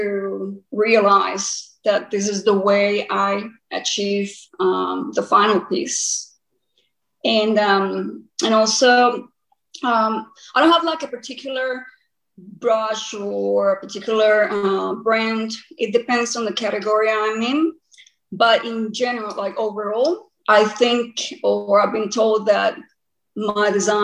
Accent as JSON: {"language": "English", "country": "Costa Rica", "also_born_or_lived": "Queensland, Australia", "moved": "as an adult", "lives_now": "Australia", "said": "I'm originally from Costa Rica, but now I'm primarily based in Australia."}